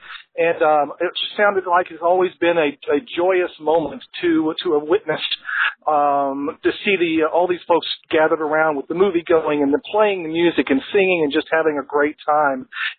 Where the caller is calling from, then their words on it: Knoxville, Tennessee, United States; Hey, Lou. … from Knoxville, Tennessee.